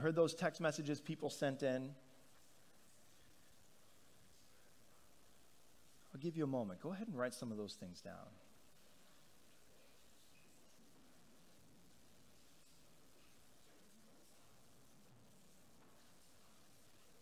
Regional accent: Northeast, United States; We come from the Northeast

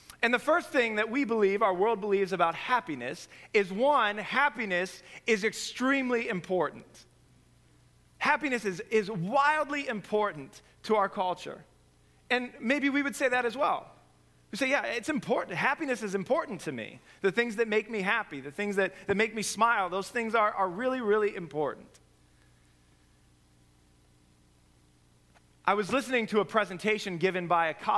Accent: Nebraska, United States; moved away; I come from Nebraska.

